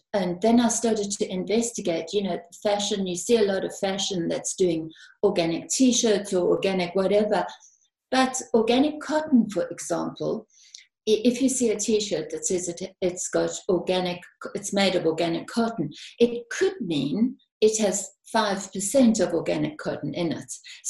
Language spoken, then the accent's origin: English; South Africa; now in United Kingdom; Yes, I came from South Africa and I came to the UK.